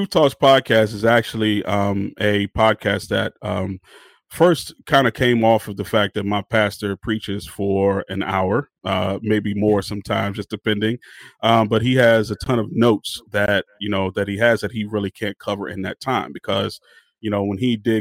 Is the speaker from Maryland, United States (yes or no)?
yes; Maryland, United States; also born or lived in Washington, D.C.; I am from Maryland, the DMV, DC, Maryland, and Virginia. So I grew up on the sound called Go-Go